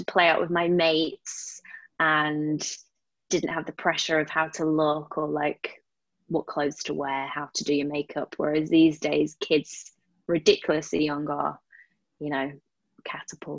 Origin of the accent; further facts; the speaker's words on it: United Kingdom; I am a British model